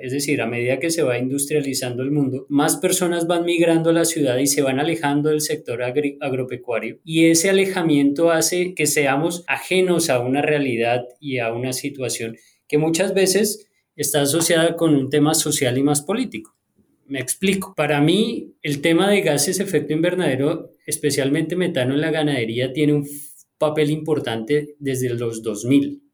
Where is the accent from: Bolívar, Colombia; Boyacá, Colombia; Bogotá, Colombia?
Bogotá, Colombia; moved away as an adult; now in United States; yo nací en Colombia, en Bogotá